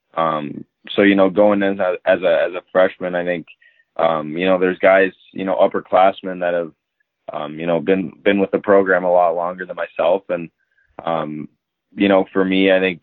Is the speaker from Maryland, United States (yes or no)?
no; Minnesota, United States; I grew up here in Minnesota